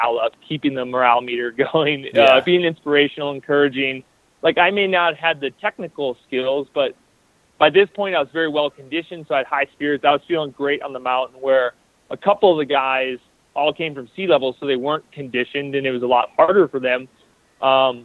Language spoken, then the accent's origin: English; Iowa, United States; I'm from Iowa